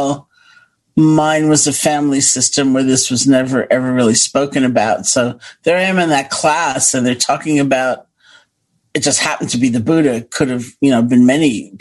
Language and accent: English; New York City, New York, United States; also born or lived in Buffalo, New York; I grew up in Washington Heights, by the way, and went to college in Buffalo, New York